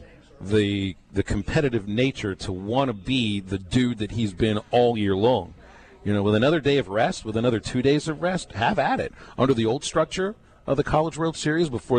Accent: Pittsburgh, Pennsylvania, United States; moved away; Growing up in Pittsburgh

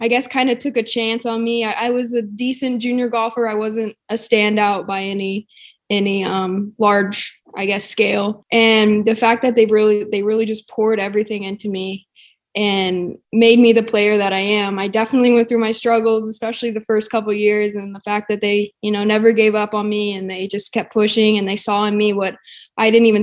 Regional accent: Arkansas, United States; being born and raised here

